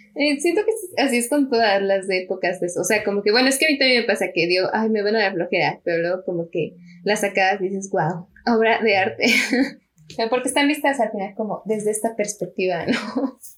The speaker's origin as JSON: {"language": "Spanish", "country": "Mexico", "said": "somos de México"}